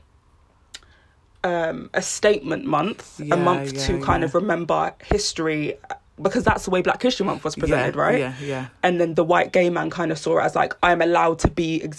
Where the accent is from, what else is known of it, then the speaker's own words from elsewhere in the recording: United Kingdom; as a British Jamaican